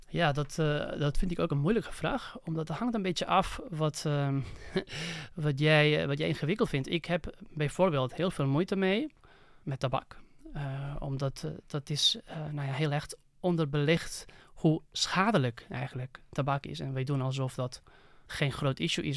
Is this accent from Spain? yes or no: yes; Barcelona, Catalonia, Spain; Dutch is a second language; moved away as an adult; now in Netherlands; eigenlijk in Barcelona, waar ik vandaan kom